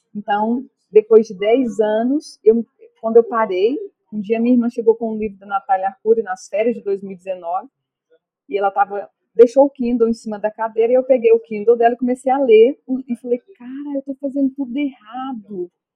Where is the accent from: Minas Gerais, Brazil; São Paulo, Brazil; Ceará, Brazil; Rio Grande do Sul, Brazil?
Minas Gerais, Brazil; Bonfinópolis de Minas; eu sou de Bonfinópolis de Minas